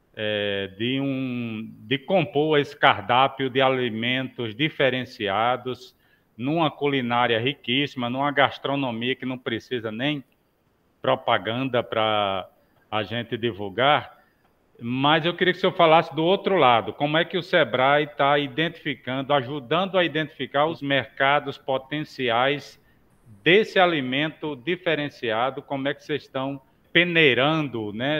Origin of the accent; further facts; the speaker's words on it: Guarabira, Paraíba, Brazil; also born or lived in Campina Grande; eu que sou de Guarabira